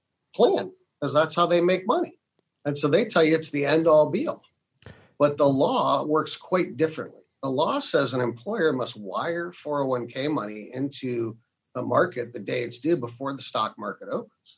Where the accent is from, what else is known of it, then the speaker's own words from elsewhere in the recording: Canton, Ohio, United States; I grew up in Canton, Ohio, to a family that was in the automobile industry